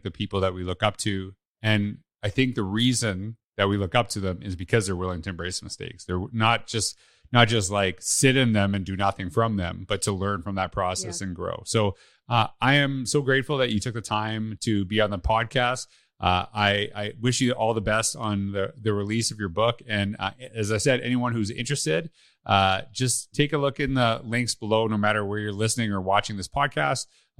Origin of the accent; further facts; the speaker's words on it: Canada; I'm Canadian, that I would know that right away.